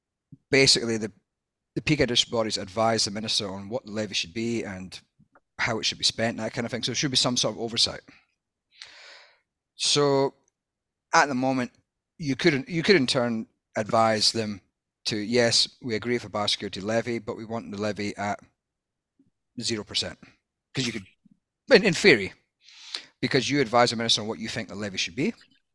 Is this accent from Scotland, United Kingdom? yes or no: yes; Scotland, United Kingdom; now in Australia; I'm Scottish as well